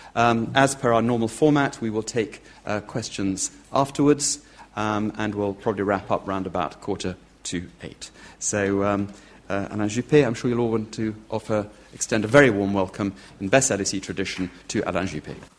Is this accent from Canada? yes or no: no; United Kingdom; speaking as a Brit